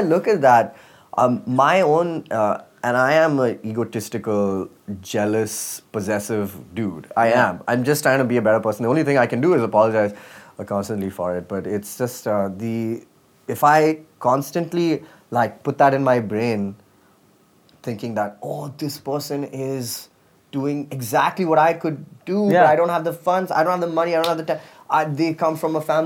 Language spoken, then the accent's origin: English; Dubai, United Arab Emirates; moved away; I grew up in Dubai